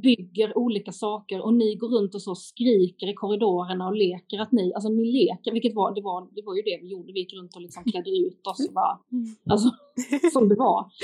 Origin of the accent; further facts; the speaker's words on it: Lund, Skåne, Sweden; Lund, min hemstad